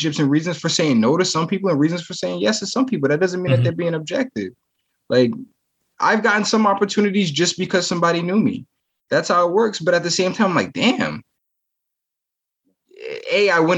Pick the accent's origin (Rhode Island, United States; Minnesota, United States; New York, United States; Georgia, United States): Rhode Island, United States; Providence; I grew up on Calla Street. The end of the street is literally Roger Williams Park